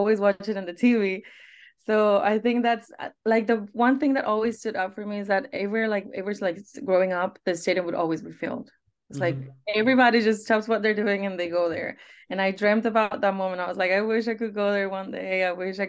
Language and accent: English; Guadalajara, Jalisco, Mexico; also born or lived in Monterrey; We always lived in Guadalajara at that point. So I moved from Monterrey to Guadalajara when I was 3